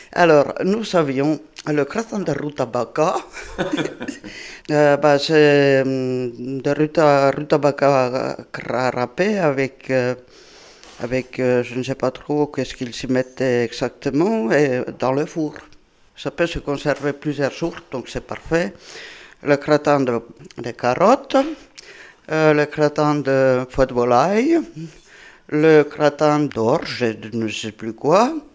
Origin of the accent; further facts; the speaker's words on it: Southern Finland, Finland; French is a second language; moved away as an adult; also born or lived in Brittany; now in France; moi je viens du sud de la Finlande